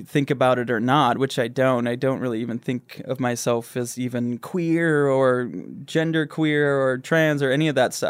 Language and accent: English; Grand Rapids, Michigan, United States; now in Los Angeles, United States; I grew up in Michigan